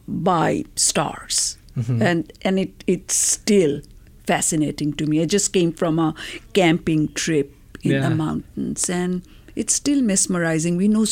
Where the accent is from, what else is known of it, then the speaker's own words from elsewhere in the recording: India; moved away as an adult; also born or lived in Colorado; now in United States; I was a graduate student in Boulder. I came from India, came to Colorado.